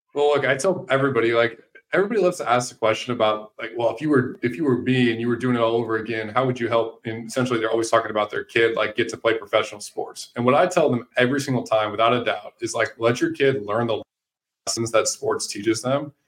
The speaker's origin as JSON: {"language": "English", "town": "St. Louis", "region": "Missouri", "country": "United States", "tie": "born or raised there", "said": "growing up in St. Louis, like all my brothers and I ever did was sports"}